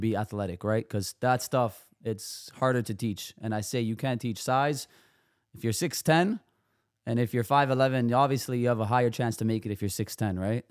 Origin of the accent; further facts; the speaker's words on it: Toronto, Ontario, Canada; also born or lived in Serbia; I grew up in Toronto. I was born in Serbia.